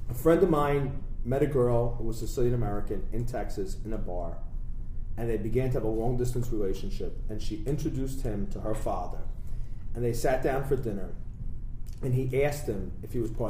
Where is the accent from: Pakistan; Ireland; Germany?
Ireland; No, because listen, listen. I'm an Irish. I can say this.